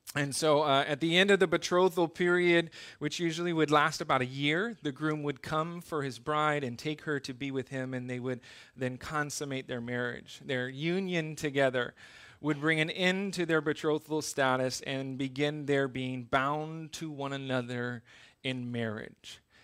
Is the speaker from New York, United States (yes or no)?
no; Southern California, United States; also born or lived in Okinawa, Japan; now in Iwakuni, Japan; I grew up in Southern California